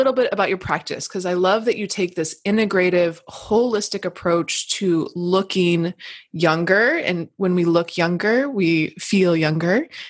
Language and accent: English; Michigan, United States; we're like from same hometown area, Michigan.